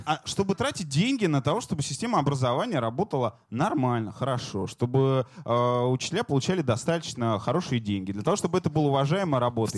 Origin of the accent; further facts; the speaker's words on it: Ukraine; Я сам украинец